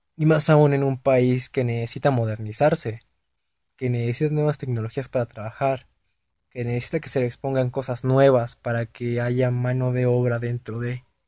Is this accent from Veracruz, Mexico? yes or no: no; Mexico City, Mexico; Yo soy del DF